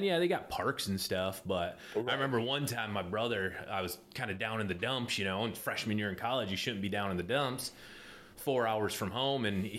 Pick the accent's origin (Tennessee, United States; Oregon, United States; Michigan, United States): Michigan, United States; Traverse City; So I'm from Traverse City, not to say that it's a huge city by any means, went from there down to Eastern Michigan for my first year of college